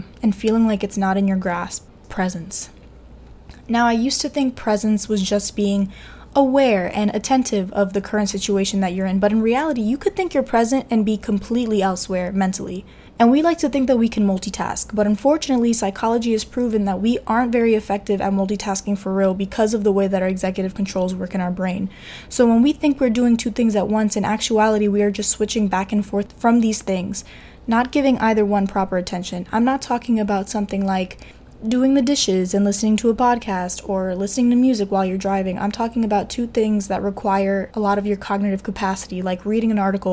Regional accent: New York City, New York, United States; also born or lived in Evanston, Illinois; I'm also Dominican from Queens, New York, born and raised

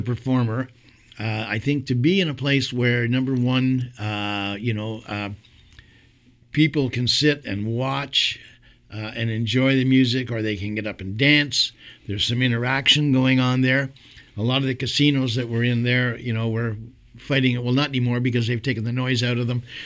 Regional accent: Montreal, Quebec, Canada; moved away as an adult; now in Kingston, Canada; I'm from Montreal

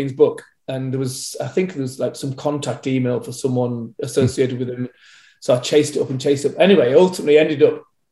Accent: Leeds, Yorkshire and the Humber, United Kingdom; I was born, I was brought up in Leeds.

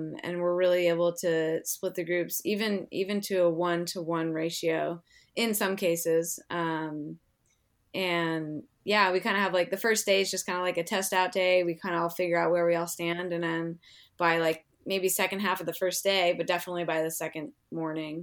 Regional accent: Seattle, Washington, United States; I'm from Seattle area

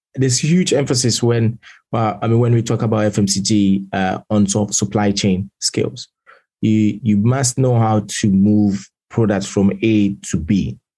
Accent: Italy; moved away as an adult; now in London, United Kingdom; born and raised in Italy. I spent basically majority of my lifetime over there till I was 18

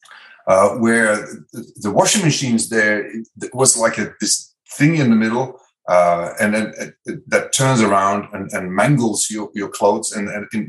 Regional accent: Netherlands; English is a second language; moved away as an adult; now in Australia; I'm original from Holland. So I might have some accent and weird pronunciations or spelling

